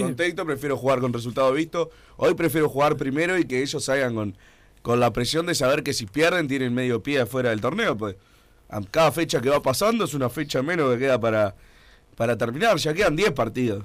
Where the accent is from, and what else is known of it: Uruguay